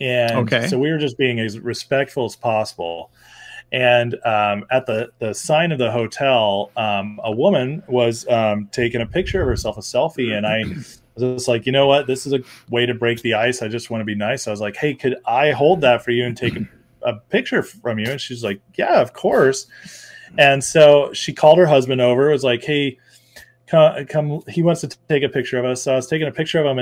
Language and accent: English; West Coast, United States; growing up on the West Coast